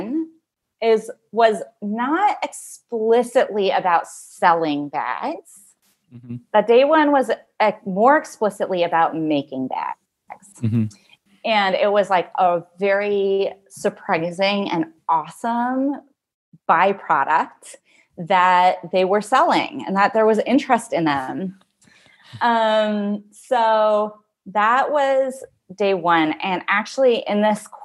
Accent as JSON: {"language": "English", "region": "California", "country": "United States", "tie": "born or raised there", "moved": "yes", "said": "I grew up in California"}